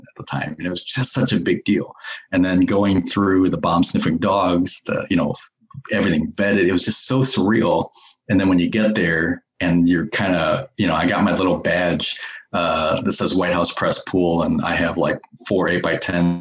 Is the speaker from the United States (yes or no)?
yes; Iowa side of the Iowa–Illinois border, United States; moved away as an adult; now in Portland, United States; where I came from, the border of Iowa and Illinois, I grew up on the Iowa side, but moved over to the Illinois side.